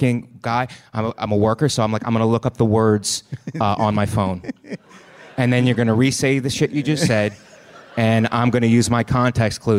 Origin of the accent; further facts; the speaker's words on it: Youngstown, Ohio, United States; moved away; I'm originally from Northeast Ohio, Youngstown, which is a dead steel town